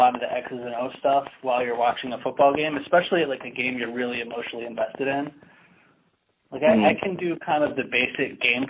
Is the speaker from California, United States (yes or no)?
no; Newton, Massachusetts, United States; moved away as an adult; also born or lived in New Orleans / Boston; now in Seattle, United States; Yeah, so I grew up in Newton. I went to college in New Orleans, and then I moved back to Boston for about 3 years before I moved to Seattle.